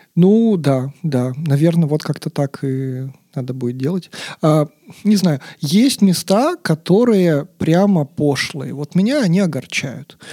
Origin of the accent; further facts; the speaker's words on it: Yekaterinburg, Sverdlovsk Oblast, Russia; я, как любой, значит, екатеринбуржец